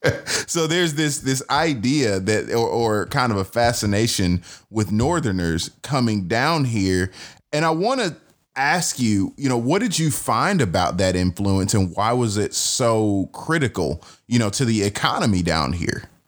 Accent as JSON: {"language": "English", "region": "the South", "country": "United States", "said": "as a Southerner, there is a piece of spirituality, right? And almost superstition that kind of hangs around and if you grow up here"}